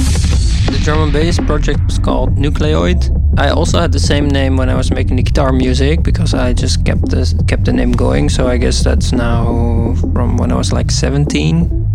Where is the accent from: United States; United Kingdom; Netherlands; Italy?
Netherlands; Haarlem, North Holland; now in Rotterdam, Netherlands; I'm from Haarlem, actually, originally. I'm living in Rotterdam right now